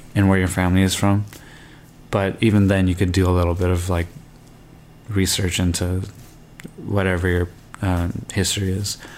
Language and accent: English; Canada; I grew up in Canada and my family is um, not from here. Like my parents are immigrants, and technically I'm an immigrant as well